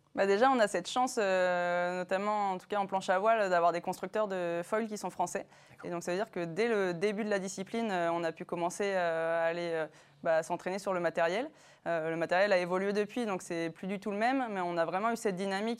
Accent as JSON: {"language": "French", "town": "Les Sables-d'Olonne", "region": "Pays de la Loire", "country": "France", "said": "moi je viens des Sables d'Olonne"}